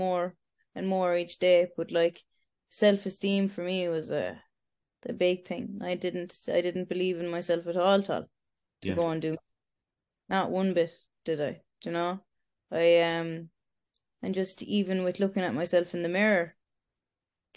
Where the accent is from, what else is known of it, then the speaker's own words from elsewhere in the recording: Ireland; also born or lived in Romania; I was adopted over to Irish parents